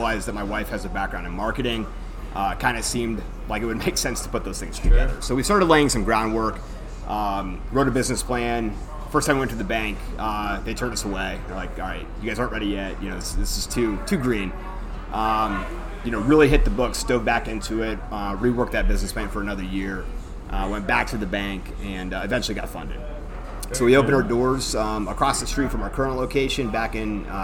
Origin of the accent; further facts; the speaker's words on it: Bolivar, Ohio, United States; I'm from Bolivar.